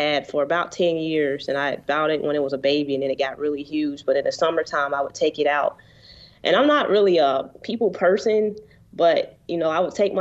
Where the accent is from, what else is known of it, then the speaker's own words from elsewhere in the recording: Cincinnati, Ohio, United States; also born or lived in Columbus, Ohio / Georgia; I was born in Cincinnati, in the city